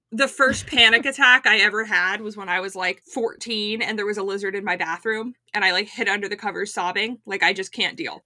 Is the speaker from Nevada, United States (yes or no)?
no; Florida, United States; now in Atlanta, United States; I grew up in Florida.